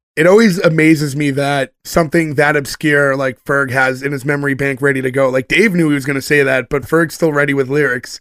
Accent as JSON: {"language": "English", "area": "North Shore", "region": "Massachusetts", "country": "United States", "said": "We're all from the North Shore"}